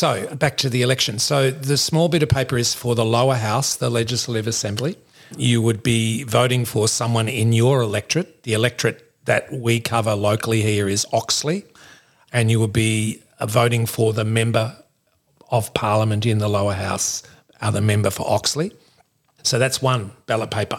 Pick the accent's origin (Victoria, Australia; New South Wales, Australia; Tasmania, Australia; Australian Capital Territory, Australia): Victoria, Australia; Melbourne; moved away as an adult; also born or lived in North Queensland; now in Nambucca Valley, Australia; I grew up in Melbourne